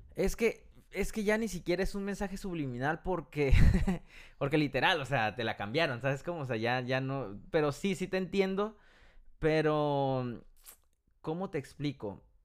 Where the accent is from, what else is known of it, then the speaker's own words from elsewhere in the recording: Mexico; now in United States; nosotros somos mexicanos